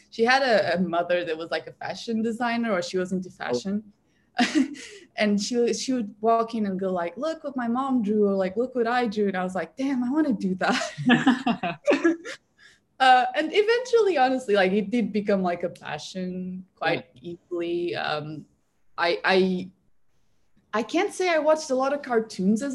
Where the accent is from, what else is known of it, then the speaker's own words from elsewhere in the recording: Portugal; Portugal where I'm from